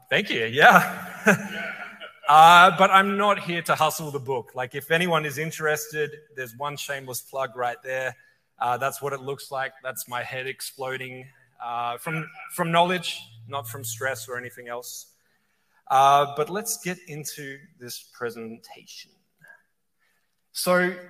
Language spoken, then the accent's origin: English; Adelaide, South Australia, Australia; moved away as an adult; now in California, United States; playing local bars and venues in my hometown in Adelaide, Australia